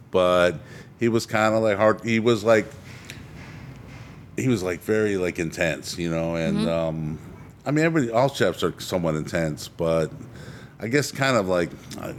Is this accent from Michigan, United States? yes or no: yes; Detroit, Michigan, United States; moved away as an adult; also born or lived in Brooklyn, New York / Clearwater, Florida; now in Tampa Bay area, United States; So I grew up from Brooklyn, but I just was born there. And I grew up in outside of Detroit.